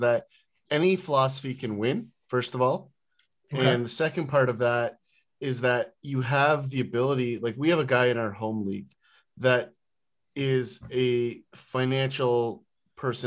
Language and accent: English; near Port Lambton, Ontario, Canada; I grew up near the American border. And so there's a small town just north of the town that I grew up in called Port Lambton